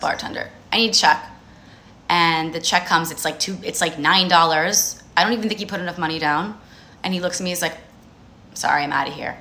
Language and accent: English; New Jersey, United States; I grew up in New Jersey, I'm Jewish.